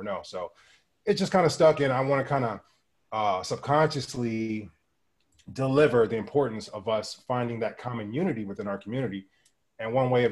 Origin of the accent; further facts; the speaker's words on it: Los Angeles, California, United States; moved away as an adult; now in Maui, United States; I'm from Los Angeles, California. And I grew up right in the middle of the inner city